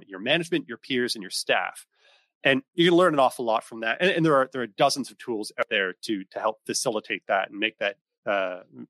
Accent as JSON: {"language": "English", "area": "East Coast of Canada", "region": "Atlantic Canada", "country": "Canada", "also_born_or_lived": "Ontario", "moved": "as an adult", "said": "I'm from the East Coast of Canada"}